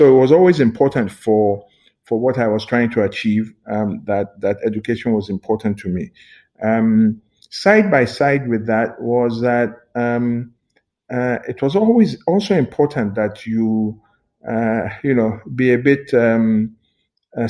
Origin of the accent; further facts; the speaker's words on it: Lagos, Nigeria; also born or lived in London, United Kingdom / Ado-Ekiti, Ekiti State, Nigeria; I grew up in Lagos, all of us had gone to a school in Ekiti called Christ School, Ado-Ekiti